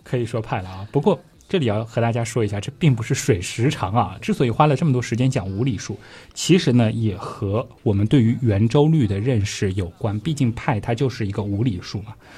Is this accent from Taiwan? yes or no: no; China; 我们中国人更习惯叫这个是勾股定理啊